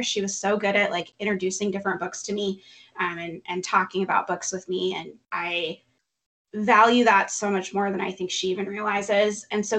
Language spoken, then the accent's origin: English; Cincinnati, Ohio, United States; we're both from the Cincinnati area.